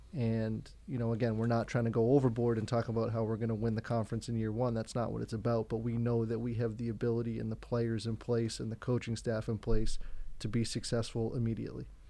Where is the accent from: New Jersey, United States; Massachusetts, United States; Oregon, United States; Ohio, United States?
Massachusetts, United States; Braintree; I grew up in Braintree, Massachusetts